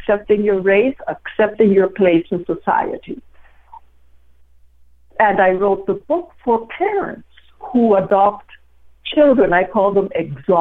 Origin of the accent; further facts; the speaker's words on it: Guatemala City, Guatemala Department, Guatemala; moved away as an adult; now in United States; I was born and was in Guatemala City, and I was there for 15 years